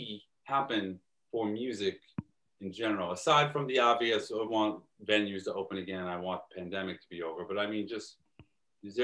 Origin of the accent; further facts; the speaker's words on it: New York City, New York, United States; Growing up in Staten Island is... We were 25 minutes away from the city, and I would get beat up walking to the train station